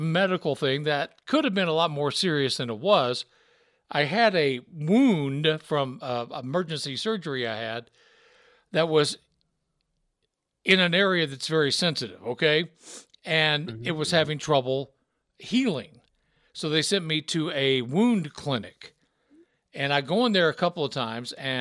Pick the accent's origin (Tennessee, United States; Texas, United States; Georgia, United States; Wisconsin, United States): Tennessee, United States; Memphis; accent: Southern; moved away as an adult; also born or lived in Rexburg, Idaho; I grew up in Memphis, Tennessee